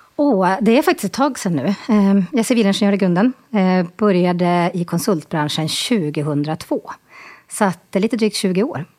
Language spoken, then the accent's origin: Swedish; Boden, Norrbotten County, Sweden; accent: Norrlänning; also born or lived in Stockholm; Född och uppvuxen i Boden, bor i Boden och här i Stockholm.